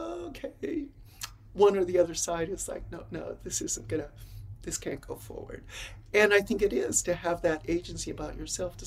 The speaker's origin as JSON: {"language": "English", "town": "Los Angeles", "region": "California", "country": "United States", "tie": "born or raised there", "moved": "as an adult", "lives_now": "Phoenix, United States", "said": "I'm born and raised in Los Angeles"}